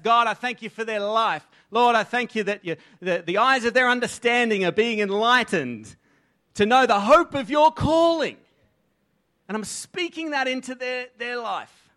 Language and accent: English; Australia; accent: Aussie; first language English; I grew up in an environment that was fed into me. The inputs were English or Aussie